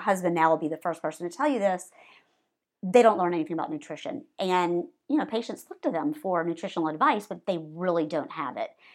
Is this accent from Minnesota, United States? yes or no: no; Savannah, Georgia, United States; also born or lived in Baltimore, Maryland; now in Atlanta, United States; I grew up in Savannah, Georgia, eating fried chicken and cheeseburgers